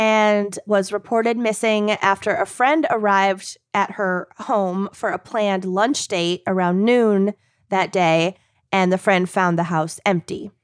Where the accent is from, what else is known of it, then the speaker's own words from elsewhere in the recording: United States; as an American